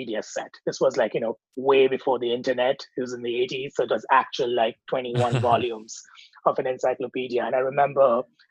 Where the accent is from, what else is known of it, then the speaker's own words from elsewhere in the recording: Mumbai, Maharashtra, India; I grew up in Mumbai in the 80s.